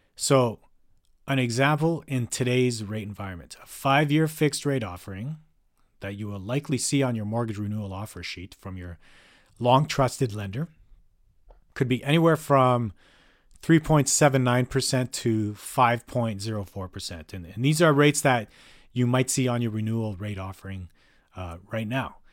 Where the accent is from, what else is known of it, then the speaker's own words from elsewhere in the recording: Calgary, Alberta, Canada; now in North Vancouver, Canada; was born and raised in Calgary for much of my life